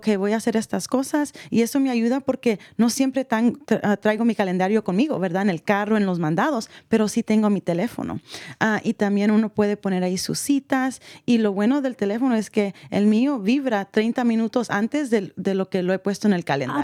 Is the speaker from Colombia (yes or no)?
no; El Salvador; yo como salvadoreña